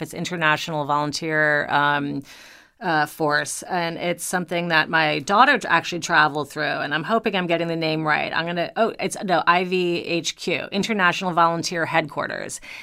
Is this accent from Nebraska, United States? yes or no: no; New York, United States; also born or lived in Long Island; I am originally a New Yorker